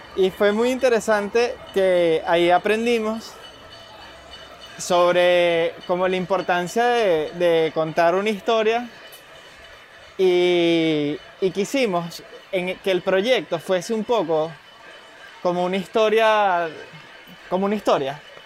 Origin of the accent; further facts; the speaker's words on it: Venezuela; now in Madrid, Spain; para nosotros como venezolanos